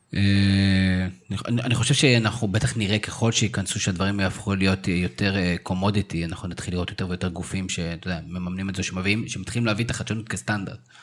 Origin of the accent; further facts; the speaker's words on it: Israel; בתור ישראלים